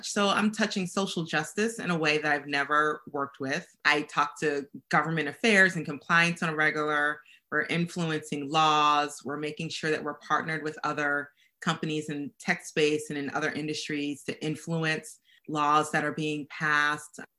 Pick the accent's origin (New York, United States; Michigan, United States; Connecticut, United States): Connecticut, United States; because growing up in Connecticut, that's where everyone worked.